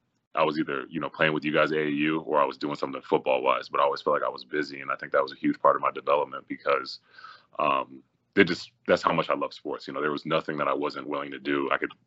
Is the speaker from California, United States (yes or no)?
no; Tinley Park, Illinois, United States; moved away as an adult; also born or lived in Chicago Heights, Illinois; now in Pittsburgh, United States; I was born in Chicago Heights, was raised in Tinley Park, Illinois.